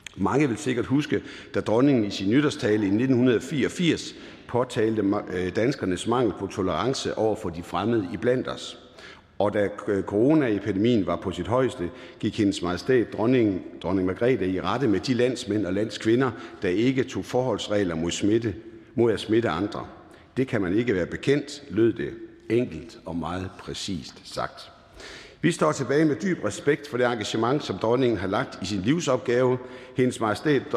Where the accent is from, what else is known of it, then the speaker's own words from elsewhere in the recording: Jutland, Denmark; accent: Jutlandic; Der, hvor jeg kommer fra, er man forsigtig med at bruge store ord. Derfor vil jeg sige på jysk